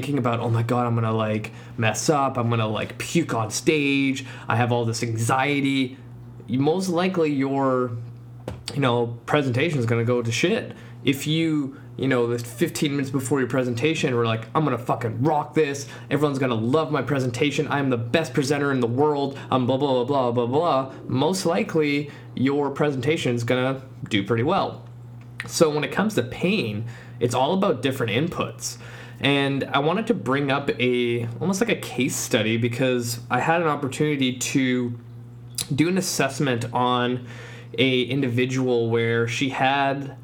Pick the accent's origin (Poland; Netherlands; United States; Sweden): Poland; now in Langley, Canada; my home country, Poland